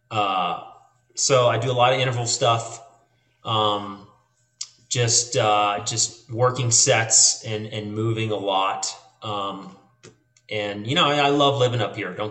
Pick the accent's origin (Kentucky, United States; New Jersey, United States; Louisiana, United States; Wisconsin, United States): Louisiana, United States; New Orleans; moved away as an adult; also born or lived in San Antonio; now in Bozeman, United States; I, I, lived in San Antonio uh, after Hurricane Katrina. I'm originally from New Orleans. Lost everything in Katrina, moved to San Antonio, whole nother life there, right?